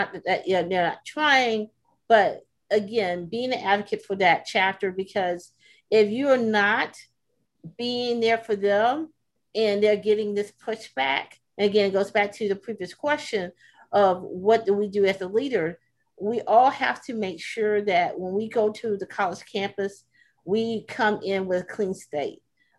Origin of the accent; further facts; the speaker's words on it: the South, United States; again, I'm from the South.